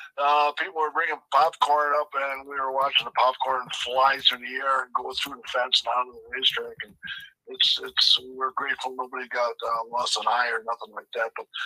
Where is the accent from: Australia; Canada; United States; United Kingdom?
United States; Wisconsin; We're from Wisconsin.